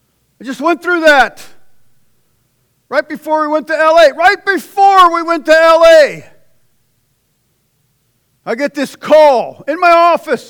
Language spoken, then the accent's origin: English; Pittsburgh, Pennsylvania, United States; from Pittsburgh